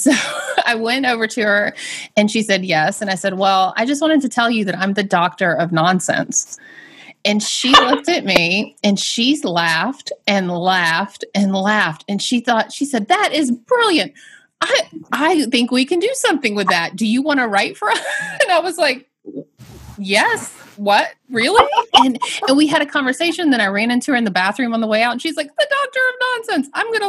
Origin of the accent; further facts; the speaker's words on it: the South, United States; Miss Candy, I'm from the South.